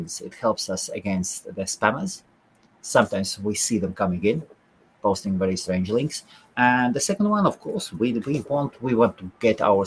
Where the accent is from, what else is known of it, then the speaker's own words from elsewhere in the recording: Latvia; I am originally from Latvia